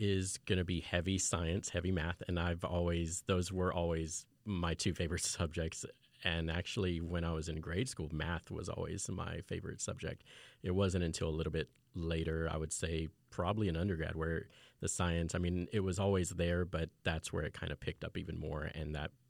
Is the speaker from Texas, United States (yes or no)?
yes; Fort Worth, Texas, United States; also born or lived in England / Austin; I'm originally from Fort Worth, although I'm a military brat. So I started elementary school in England. But I eventually made it back to Fort Worth, and then I've also lived down in Austin.